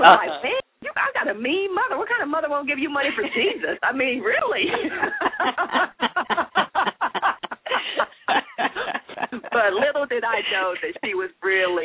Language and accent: English; Dallas, Texas, United States; I grew up in Dallas